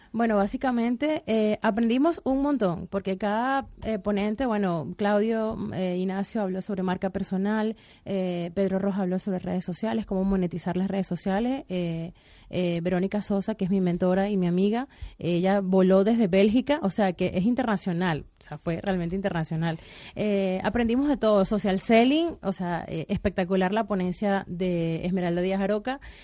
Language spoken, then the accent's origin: Spanish; Venezuela; moved away as an adult; also born or lived in Spain; now in Netherlands; Yo soy venezolana y por ende tengo esa afinidad